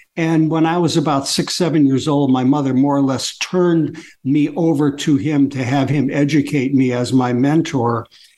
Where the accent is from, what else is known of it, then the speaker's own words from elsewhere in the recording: Detroit, Michigan, United States; growing up in Detroit, Detroit was a very exciting city.